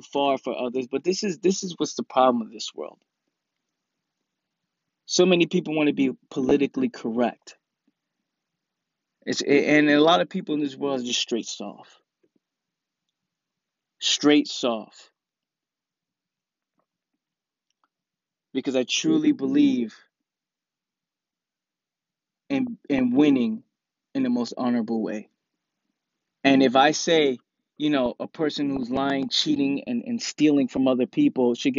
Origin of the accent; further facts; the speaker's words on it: New York City, New York, United States; I'm from the Bronx, and when we grow up in the Bronx, people get punched in the face for lying and for fronting.